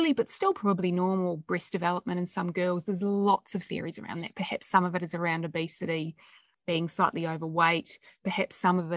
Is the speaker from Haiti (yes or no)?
no; New Zealand; now in Australia; I'm a New Zealander. I grew up in New Zealand, and we're very pragmatic